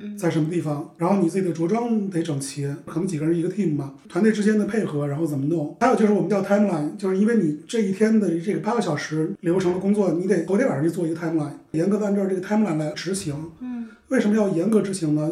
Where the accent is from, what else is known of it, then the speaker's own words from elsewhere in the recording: Xi'an, Shaanxi, China; moved away as an adult; also born or lived in New York, United States; 因为我是西安人，所以我在美国我就吃不了凉皮儿